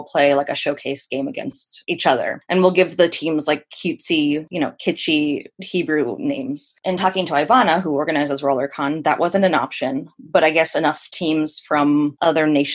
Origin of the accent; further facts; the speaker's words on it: Los Angeles, California, United States; now in Portland, United States; I am from Los Angeles originally.